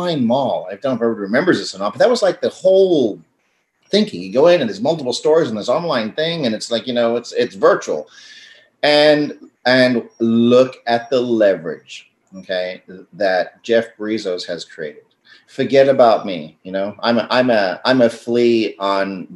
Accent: South Africa; I'm South African

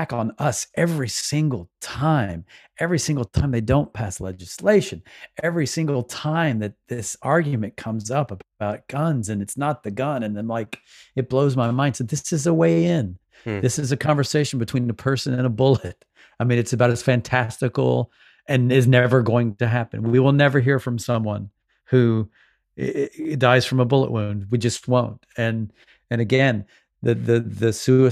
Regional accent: the South, United States; I grew up in the South

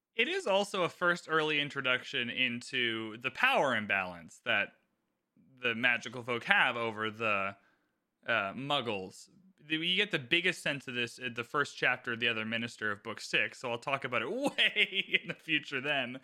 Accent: Canada; I am Canadian

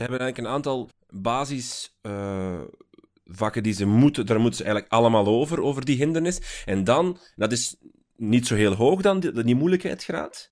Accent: Flanders, Belgium; bij ons in Vlaanderen

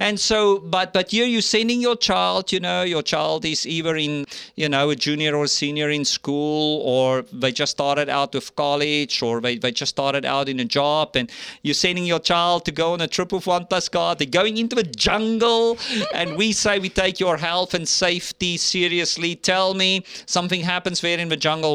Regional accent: South Africa; moved away as an adult; now in United States; my home country in South Africa

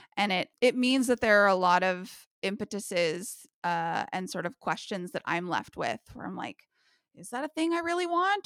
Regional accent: United States; living in twenty twenty-one as an American

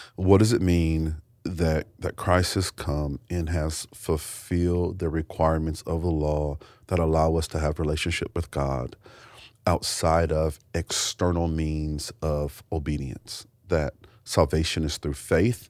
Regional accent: United States; I was born in America

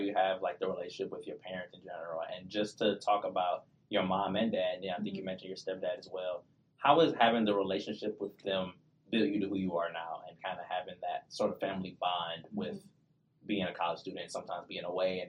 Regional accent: Detroit, Michigan, United States; me and Shakira, we're both from Detroit

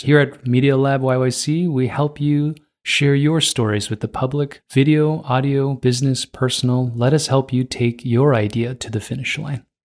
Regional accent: Toronto, Ontario, Canada; moved away as an adult; now in Calgary, Canada; I was born and raised in Toronto

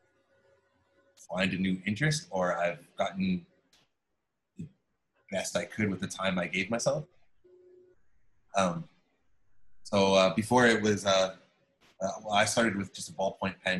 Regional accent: Chatham, Ontario, Canada; moved away; I grew up in a small town, Chatham, Ontario.

